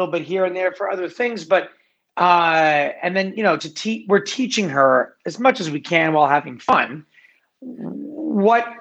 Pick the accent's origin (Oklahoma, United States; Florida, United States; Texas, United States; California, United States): California, United States; Los Angeles; I grew up in LA. I grew up in Venice Beach. I'm an Angelino.